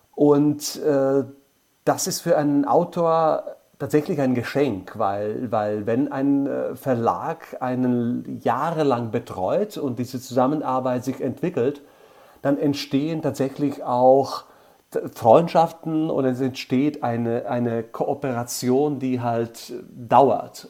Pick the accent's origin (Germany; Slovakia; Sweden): Slovakia; Bratislava, Bratislava Region; mit meiner Stadt, wo ich geboren bin und wo ich tatsächlich fast mein ganzes Leben lang lebe